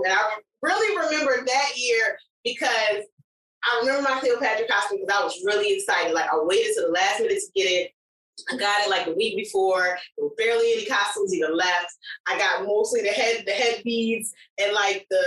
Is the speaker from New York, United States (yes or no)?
yes; upstate New York, United States; in New York, or where I was from, in upstate New York